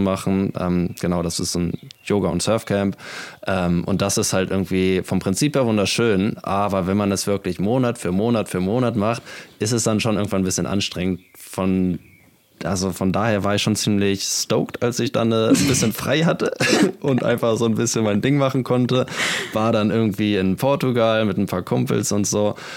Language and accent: German; Kiel, Schleswig-Holstein, Germany; moved away; Ich komme aus Kiel ursprünglich und ja, geboren und aufgewachsen an der schönen Ostseeküste Deutschlands.